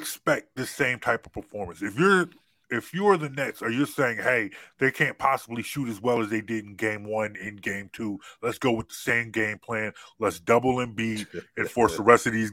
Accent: Lansdale, Pennsylvania, United States; I'm from Lansdale, Pennsylvania

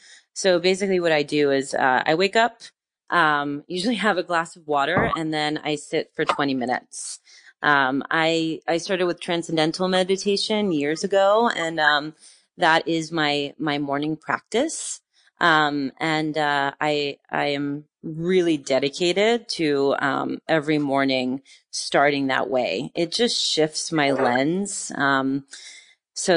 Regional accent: New York, United States; now in France; like I never have been home so much, you know, as a New Yorker, I was always on the run and always going. And now in this like new, chapter of humanity, in France, I find myself home quite a bit

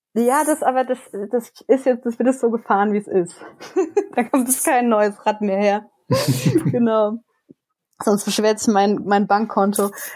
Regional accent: Germany; now in Grenoble, France; in meiner Heimatregion

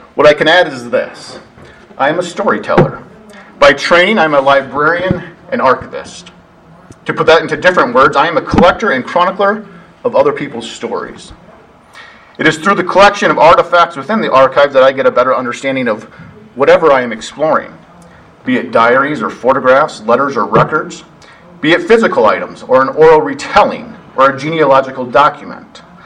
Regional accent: Sioux Falls, South Dakota, United States; also born or lived in Oklahoma; now in Billings, United States; I came up here from Oklahoma uh, via South Dakota, born and raised over in Sioux Falls, South Dakota.

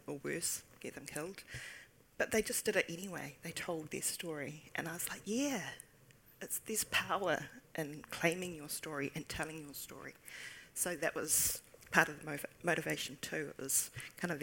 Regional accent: Taupō, Waikato, New Zealand; I grew up in Taupō

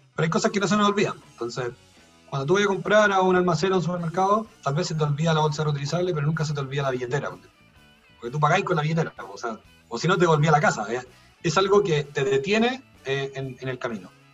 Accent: Chile; como chilenos

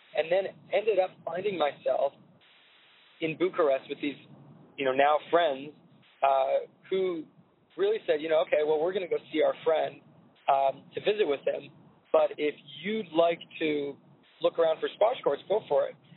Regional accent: Santa Barbara, California, United States; born or raised there; also born or lived in New York

